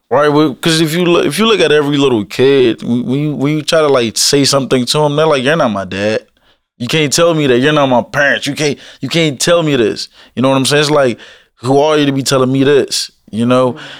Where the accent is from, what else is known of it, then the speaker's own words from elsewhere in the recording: Alexandria, Virginia, United States; also born or lived in Woodbridge, Virginia; when I was growing up in Alexandria, I didn't really get in much trouble till I moved down to Woodbridge